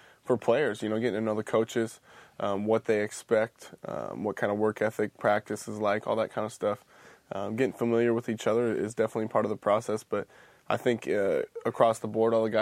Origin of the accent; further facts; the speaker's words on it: Washington, United States; Growing up in Washington